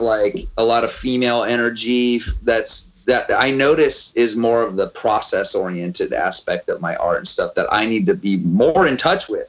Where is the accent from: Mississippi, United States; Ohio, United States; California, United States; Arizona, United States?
California, United States; Auburn; also born or lived in Sacramento, California; now in Oakland, United States; growing up in Auburn, like I realized, like I grew up around a bunch of like sort of redneck